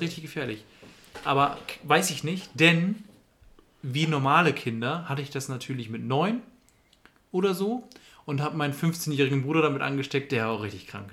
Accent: Germany; wir als Deutsche

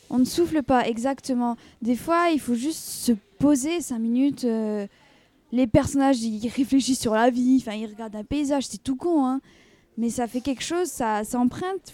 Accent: France; en tant que française

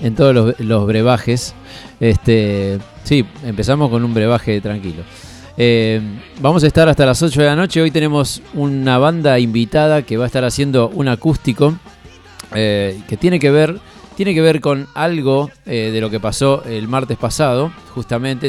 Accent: Aldo Bonzi, Buenos Aires Province, Argentina; yo soy del oeste, yo soy de Aldo Bonzi, sigo viviendo en la misma casa eh, desde que tengo uso de razón

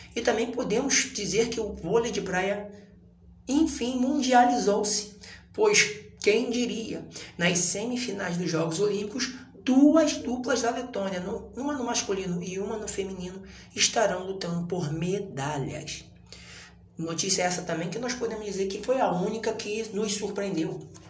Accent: Brazil; nós somos brasileiros

